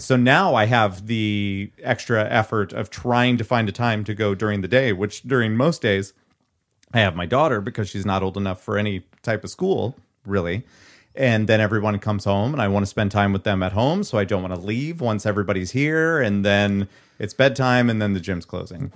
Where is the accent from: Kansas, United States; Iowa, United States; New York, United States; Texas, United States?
Iowa, United States; Nevada; filmed in my hometown, eh, hometown-ish